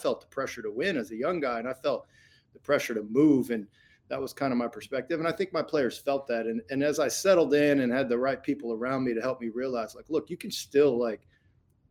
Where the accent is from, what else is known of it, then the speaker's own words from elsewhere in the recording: Indiana, United States; I grew up in Indiana, I'm through and through.